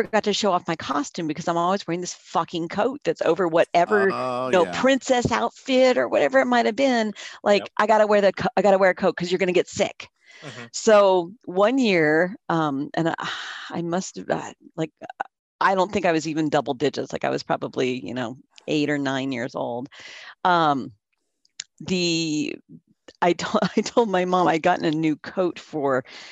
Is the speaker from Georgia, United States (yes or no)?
no; San Jose, California, United States; I grew up in San Jose, California